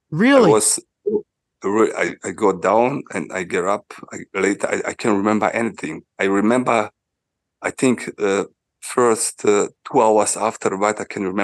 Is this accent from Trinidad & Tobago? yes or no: no; Switzerland; it was in Switzerland and uh, was in my hometown, you know